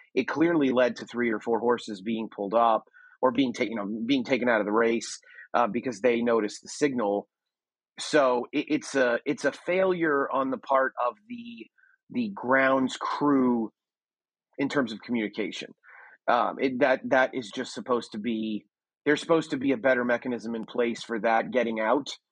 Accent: United States; also born or lived in Texas; I am as as standoffish an American as there can be

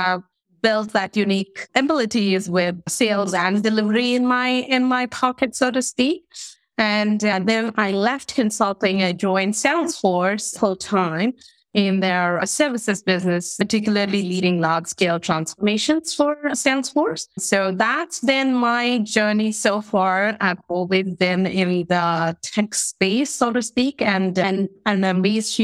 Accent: India; moved away as an adult; also born or lived in Canada; So I grew up in India in a pretty traditional, typical Indian family household

